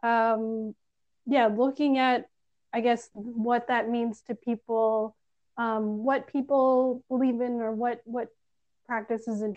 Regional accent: Canada; I'm Filipino, first generation Canadian

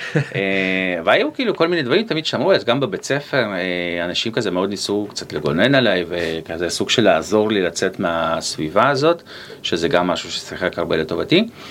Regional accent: Haifa, Haifa District, Israel; גדלתי בשכונה בעייתית, בחיפה

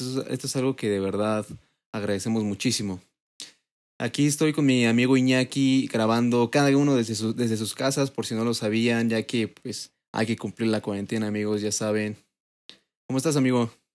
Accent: Mexico City, Mexico; yo en lo personal como mexicano, como chilango, porque yo nací aquí

